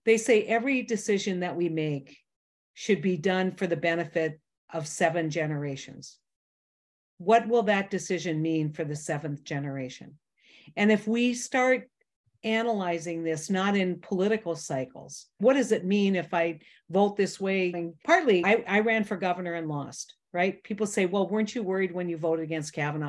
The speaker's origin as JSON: {"language": "English", "region": "North Dakota", "country": "United States", "tie": "born or raised there", "said": "I'm a kid from North Dakota, small town, ninety people"}